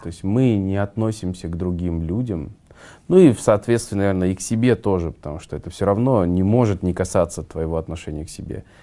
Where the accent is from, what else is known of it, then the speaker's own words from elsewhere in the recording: Kazakhstan; мы казахи, где наш казахский условно менталитет